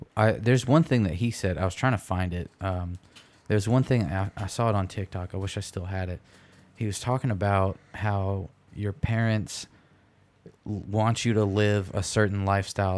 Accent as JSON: {"language": "English", "region": "Michigan", "country": "United States", "said": "I'm from Michigan"}